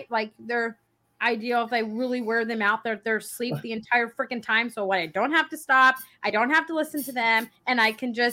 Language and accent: English; Dallas, Texas, United States; now in Bryan, United States; No, I grew up in Dallas. Oh God. Okay, so I'm in Bryan.